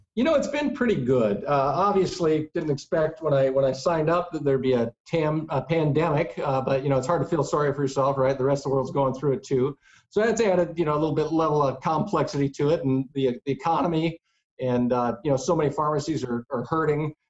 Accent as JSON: {"language": "English", "region": "Iowa", "country": "United States", "tie": "born or raised there", "also_born_or_lived": "Ohio", "moved": "yes", "said": "I grew up in Iowa, the wrestling capital of the world"}